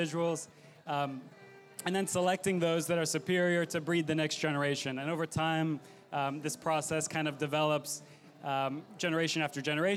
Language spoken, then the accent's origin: English; Texas, United States; I'm from Texas